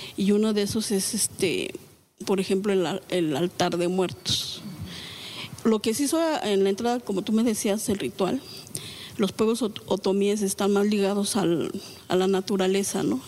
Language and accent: Spanish; Xochicuautla, State of Mexico, Mexico; la comunidad que yo vengo de Xochicuautla